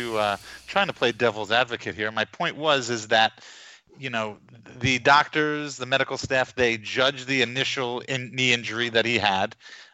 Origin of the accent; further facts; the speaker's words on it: Garden City, New York, United States; moved away; Susan Lucci lives in my hometown, Garden City, New York.